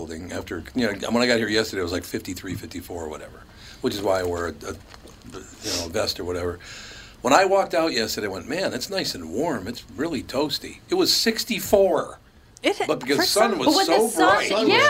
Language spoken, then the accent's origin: English; Minnesota, United States; I live here because I've been offered a job in every city in America, but I live here because I love growing up in Minnesota.